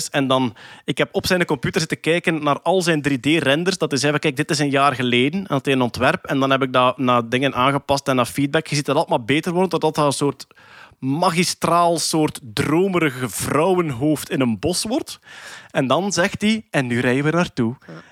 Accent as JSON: {"language": "Dutch", "country": "Belgium", "said": "staan wij om vijf uur op, hè, als, als, als Belg."}